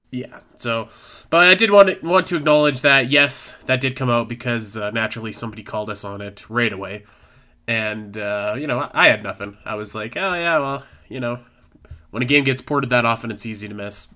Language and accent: English; Canada; I'm from Canada